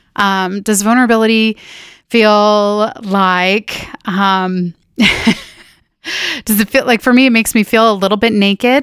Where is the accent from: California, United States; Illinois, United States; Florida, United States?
California, United States; Northern; now in Minnesota, United States; I grew up in Northern California in a small town